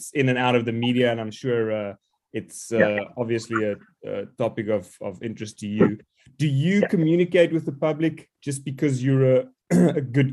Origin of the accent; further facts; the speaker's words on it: South Africa; I'm South African, so everything relates around barbecues or braais, as we call it